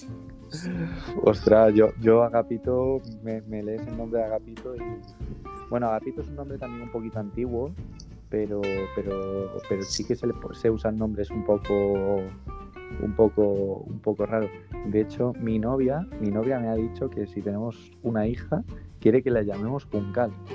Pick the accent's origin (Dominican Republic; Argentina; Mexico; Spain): Spain; Galicia; soy de Galicia